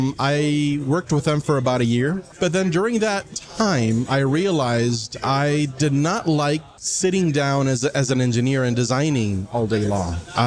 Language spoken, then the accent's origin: English; Honduras; So I'm from Honduras. Originally, I am an industrial engineer.